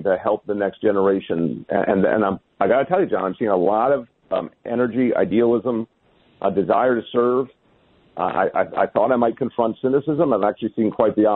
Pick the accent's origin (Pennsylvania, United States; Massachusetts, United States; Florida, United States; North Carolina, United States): Massachusetts, United States; now in New York, United States; I grew up, part of my upbringing was up there in Massachusetts